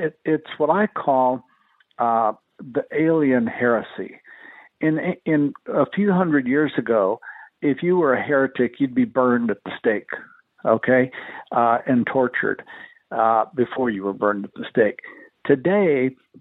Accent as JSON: {"language": "English", "town": "El Paso", "region": "Texas", "country": "United States", "tie": "born or raised there"}